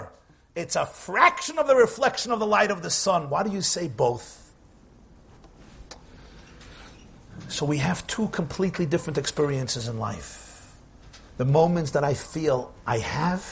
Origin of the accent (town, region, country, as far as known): New York City, New York, United States; born or raised there